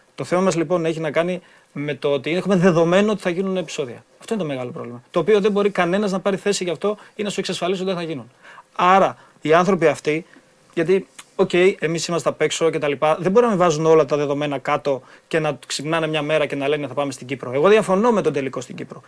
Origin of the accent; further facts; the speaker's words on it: Chalkida, Central Greece, Greece; η Χαλκίδα θα είναι πάντα στην καρδιά μου, είναι στην καρδιά μου και θα είναι γιατί είναι η πόλη μου. είναι το σπίτι μου